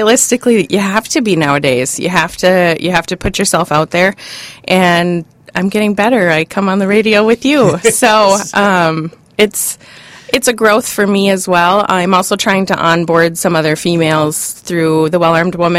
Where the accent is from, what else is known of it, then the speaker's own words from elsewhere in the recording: Hibbing, Minnesota, United States; Growing up in Hibbing, Minnesota, most of us hunted